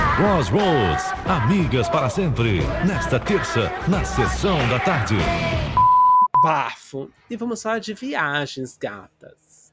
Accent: Brazil; a gente cresceu, né, no Brasil com, com a com uma influência muito grande da colônia japonesa

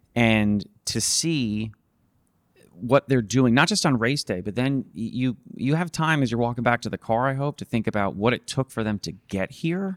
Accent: New Jersey, United States; I was from New Jersey

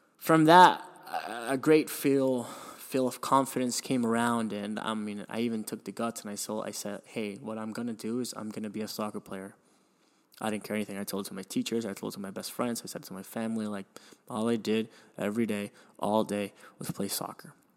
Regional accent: Miami, Florida, United States; also born or lived in Venezuela; when I was seven or eight, I moved to Miami, which I consider my hometown now

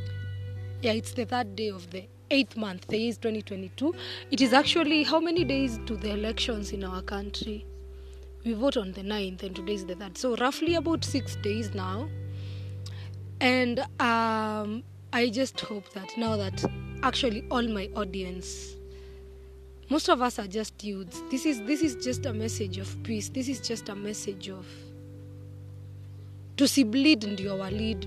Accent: Kenya; as a Kenyan and as a patriot

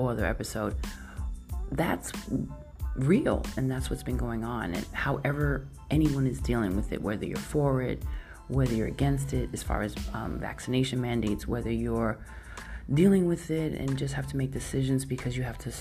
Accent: New York, United States; I grew up in New York

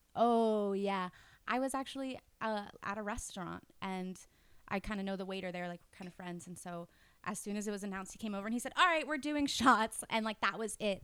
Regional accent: Florida, United States; I'm from Florida

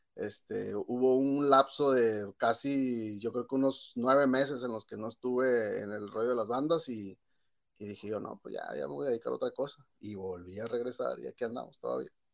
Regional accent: Ensenada, Baja California, Mexico; yo soy nacido aquí en Ensenada, California, y aquí aprendí a tocar desde, pues desde la secundaria

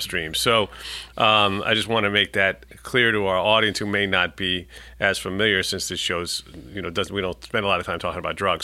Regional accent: New York City, New York, United States; I'm a New Yorker, born and bred

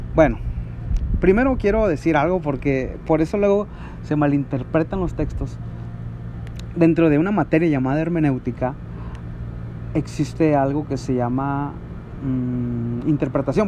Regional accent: Mexico

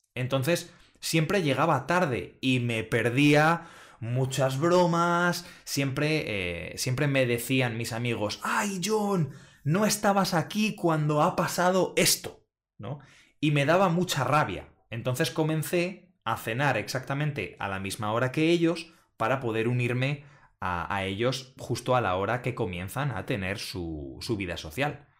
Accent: Spain; moved away as an adult; now in Netherlands; los españoles

